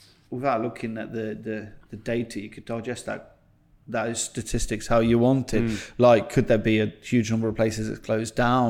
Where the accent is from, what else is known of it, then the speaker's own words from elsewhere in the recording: England, United Kingdom; Nah, I'm English